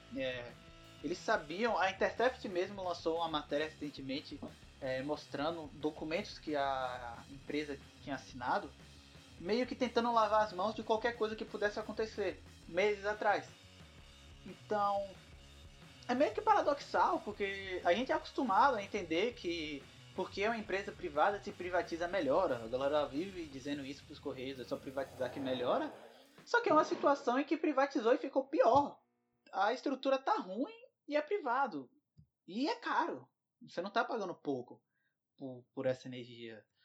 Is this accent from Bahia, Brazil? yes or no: yes; Bahia, Brazil; a Bahia, de onde eu venho